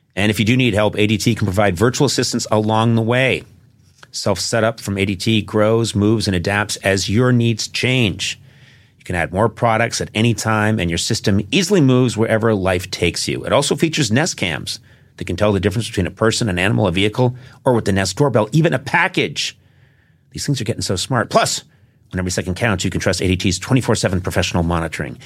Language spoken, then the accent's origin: English; Massachusetts, United States; I come from Massachusetts